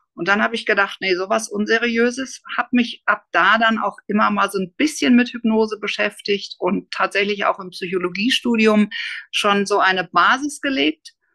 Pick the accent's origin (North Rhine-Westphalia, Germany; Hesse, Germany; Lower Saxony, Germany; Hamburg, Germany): Hamburg, Germany; moved away; eigentlich komme ich aus Hamburg, bin ich dann auch wieder in Hamburg gelandet